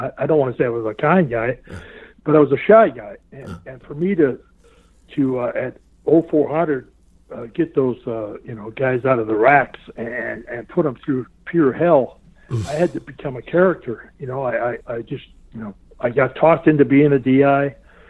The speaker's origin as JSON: {"language": "English", "region": "Minnesota", "country": "United States", "also_born_or_lived": "Western Connecticut", "moved": "yes", "said": "he knew I was from Minnesota"}